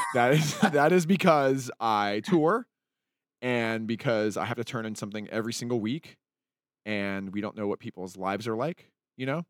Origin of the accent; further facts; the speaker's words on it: Salt Lake City, Utah, United States; when I was growing up in Salt Lake